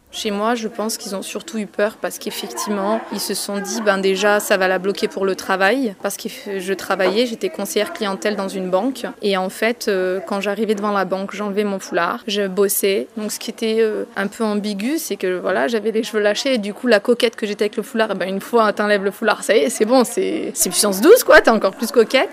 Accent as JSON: {"language": "French", "country": "France", "tie": "born or raised there", "said": "je suis installée en France, j'ai grandi en France."}